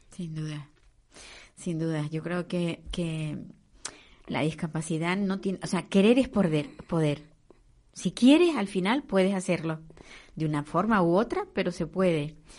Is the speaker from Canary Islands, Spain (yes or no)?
yes; Canary Islands, Spain; Las guaguas que decimos aquí en Canarias